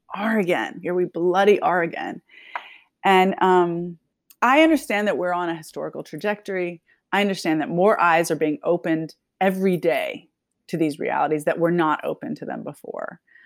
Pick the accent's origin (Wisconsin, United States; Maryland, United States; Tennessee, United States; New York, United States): Tennessee, United States; Nashville; moved away as an adult; was born and raised in Tennessee, in Nashville, and then I left in nineteen ninety-seven